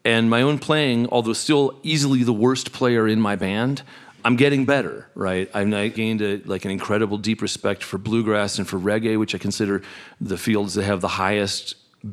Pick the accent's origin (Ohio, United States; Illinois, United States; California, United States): California, United States; I grew up in California in the 70s